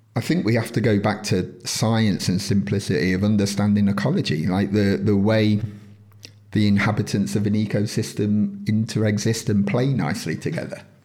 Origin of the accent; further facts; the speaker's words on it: United Kingdom; within this country, yes, we're British